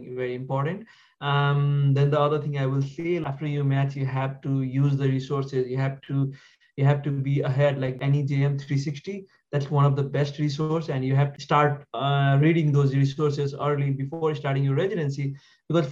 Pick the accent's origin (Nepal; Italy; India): Nepal; moved away as an adult; now in Poughkeepsie, United States; I'm originally from Nepal. I graduated from Kist Medical College back in Nepal